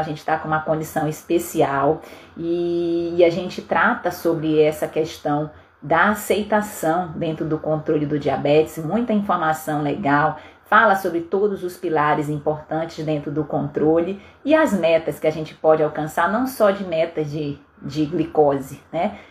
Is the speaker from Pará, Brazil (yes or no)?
yes; Pará, Brazil; moved away; Eu sou paraense, então eu sou do norte do Brasil